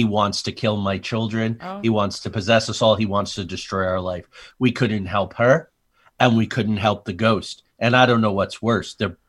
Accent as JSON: {"language": "English", "region": "New Jersey", "country": "United States", "tie": "born or raised there", "said": "I grew up among mafia in Jersey, like serious."}